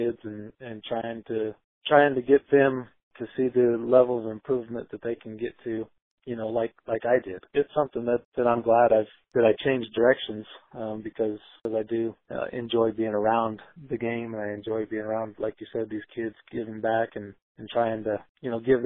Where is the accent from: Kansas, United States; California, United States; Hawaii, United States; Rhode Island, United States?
Kansas, United States; moved away; also born or lived in Iowa; I'm probably thought of as an Iowan, even though I'm from Kansas